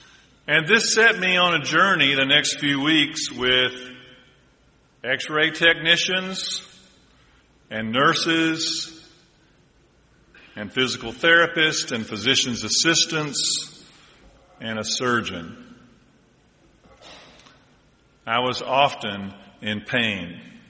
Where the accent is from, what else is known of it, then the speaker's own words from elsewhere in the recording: Deep South, United States; And I'm from the Deep South, although they tell me I'm losing my accent.